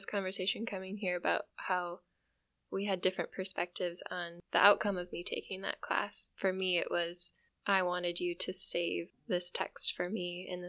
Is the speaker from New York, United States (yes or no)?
no; Michigan, United States; moved away as an adult; And we come all the way from Michigan. So about 5.5 years ago, we moved here